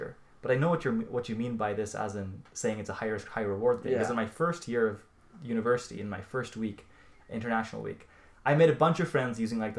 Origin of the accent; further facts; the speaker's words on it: Singapore; I come from Singapore, and Singapore is a tropical country with the same temperature every day of the year.